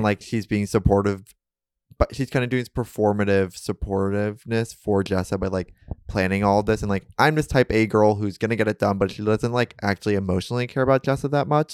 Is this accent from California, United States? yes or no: no; New York, United States; growing up in New York